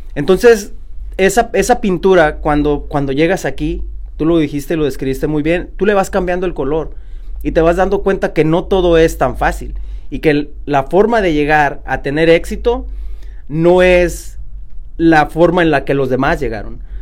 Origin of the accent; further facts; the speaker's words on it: Oakland, California, United States; yo también soy de aquí de Oakland